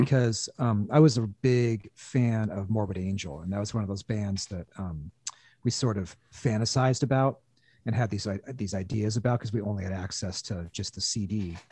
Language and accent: English; Olympia, Washington, United States; growing up in Olympia, which is an hour south of Seattle